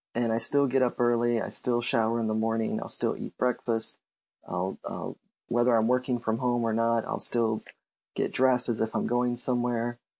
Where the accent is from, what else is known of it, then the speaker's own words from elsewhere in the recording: Cape Girardeau, Missouri, United States; also born or lived in California; now in St. Louis, United States; I'm originally from Cape Girardeau